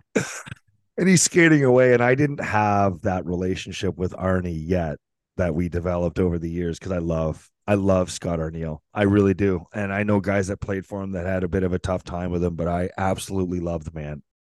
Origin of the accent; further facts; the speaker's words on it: St. Catharines, Ontario, Canada; St. Catharines my hometown